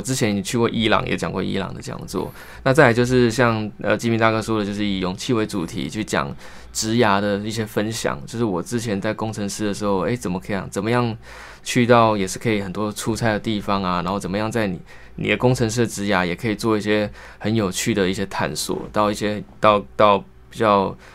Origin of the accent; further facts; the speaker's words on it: Kaohsiung, Taiwan; moved away as an adult; also born or lived in northern Taiwan; 我是高雄人